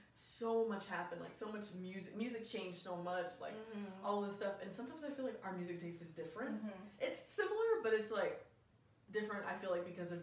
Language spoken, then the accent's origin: English; Tennessee, United States; now in Los Angeles, United States; I'm from Tennessee